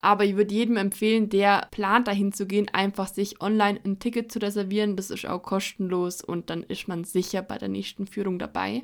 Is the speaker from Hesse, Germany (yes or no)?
no; Allgäu, Bavaria, Germany; als gebürtige Allgäuerin liebe ich es, neue Ideen in unserer Heimat zu entdecken